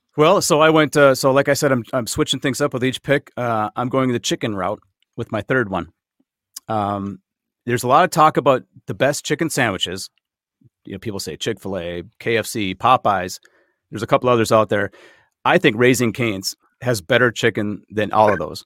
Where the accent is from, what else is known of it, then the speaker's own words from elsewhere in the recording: Minnesota, United States; you and I are both native Minnesotans